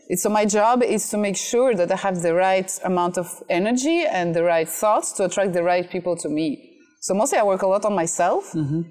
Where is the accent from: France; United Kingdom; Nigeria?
France; moved away as an adult; also born or lived in Russia / China; now in Vietnam; I was born in Russia and I grew up in France